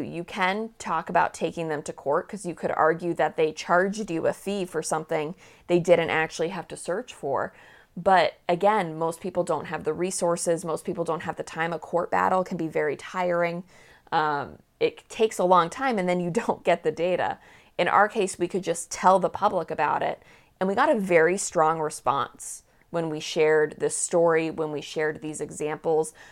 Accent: Manchester, New Hampshire, United States; growing up in Manchester, New Hampshire

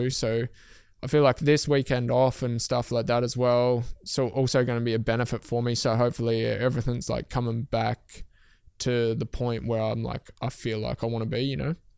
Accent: Tasmania, Australia; moved away as an adult; I moved my whole life from Tasmania. Like, I moved away from mum and dad.

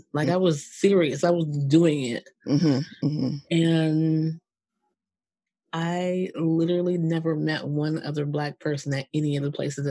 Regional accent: New Jersey, United States; I grew up in Jersey.

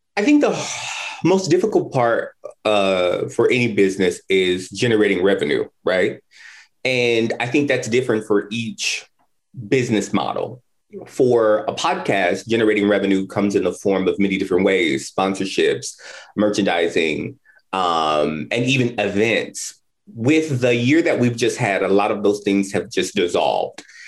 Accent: Indianapolis, Indiana, United States; moved away as an adult; I am from Indianapolis, but I have not lived here in many, many years. I moved back in 2019

